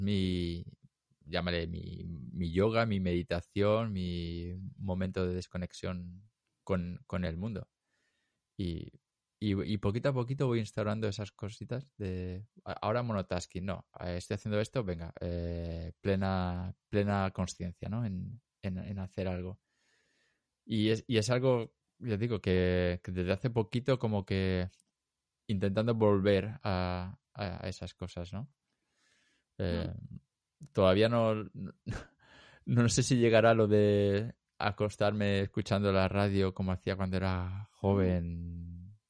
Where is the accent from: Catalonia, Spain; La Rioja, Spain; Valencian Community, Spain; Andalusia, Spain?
Valencian Community, Spain; Elche; moved away; soy, como si de Elche